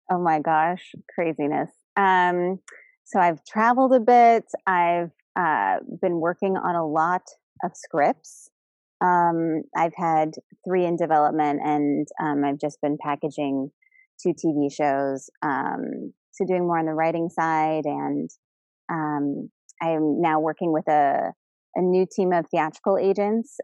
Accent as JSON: {"language": "English", "town": "Chicago", "region": "Illinois", "country": "United States", "tie": "born or raised there", "said": "I grew up in um, the burbs of Chicago"}